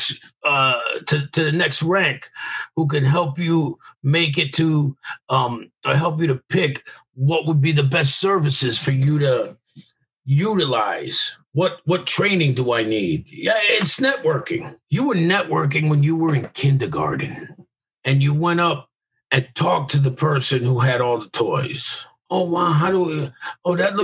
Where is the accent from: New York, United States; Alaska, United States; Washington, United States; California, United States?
New York, United States; I'm from New York